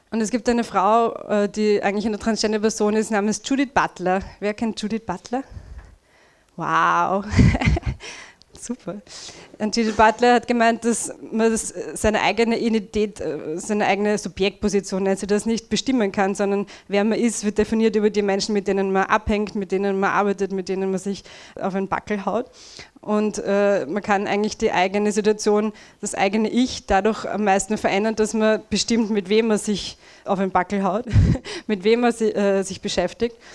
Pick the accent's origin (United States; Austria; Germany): Austria; Vienna; Tja, also der erste Teil meines Talks wird ziemlich viel Rant sein und Jammerei, ich bin eine Wienerin.